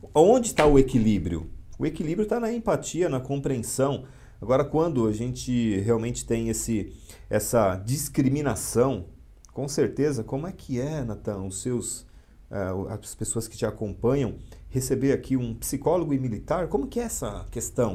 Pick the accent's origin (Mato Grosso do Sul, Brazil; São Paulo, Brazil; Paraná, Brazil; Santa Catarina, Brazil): São Paulo, Brazil; moved away as an adult; now in Mauá, Brazil; eu nasci em São Paulo, fui criado na Zona Leste, em São Miguel Paulista.